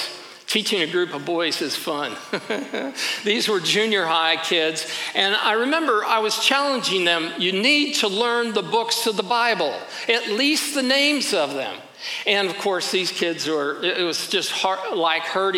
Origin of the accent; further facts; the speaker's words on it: St. Louis, Missouri, United States; I'm from St. Louis